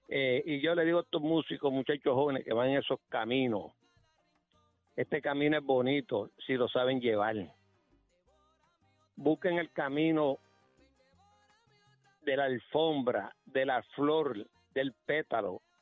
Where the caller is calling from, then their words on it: Guaynabo, Puerto Rico; Eh, de Guainabo.